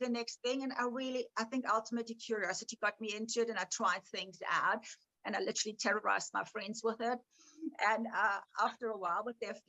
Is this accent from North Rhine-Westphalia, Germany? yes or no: no; Bavaria, Germany; moved away; I grew up in Germany.